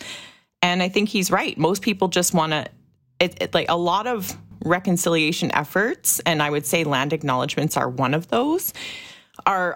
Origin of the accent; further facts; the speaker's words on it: Pinaymootang First Nation, Treaty 2 territory, Manitoba, Canada; I'm from Penemuteng First Nation in Treaty 2 territory